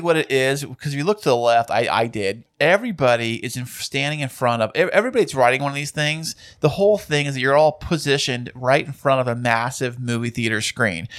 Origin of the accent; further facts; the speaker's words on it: California, United States; we're from California here